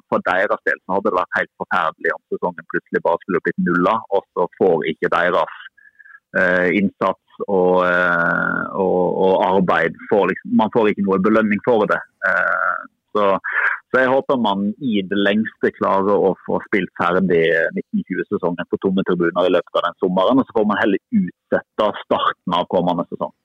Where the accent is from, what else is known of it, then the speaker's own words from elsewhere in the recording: Odda, Vestland, Norway; da jeg vokste opp så i Odda